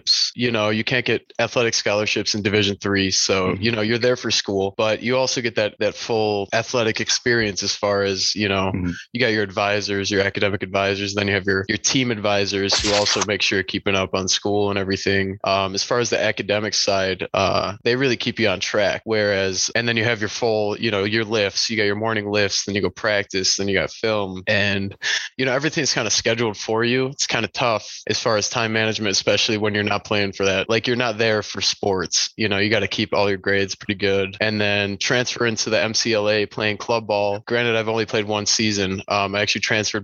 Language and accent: English; Crystal Lake, Illinois, United States; moved away as an adult; also born or lived in Waukesha, Wisconsin; now in Arizona, United States; I'm originally from Illinois, Crystal Lake, Northwest suburbs